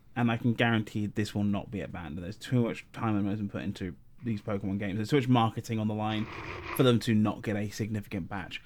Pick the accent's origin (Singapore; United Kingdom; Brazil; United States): United Kingdom; South of England; moved away; I'm not from Liverpool. I'm from the south of England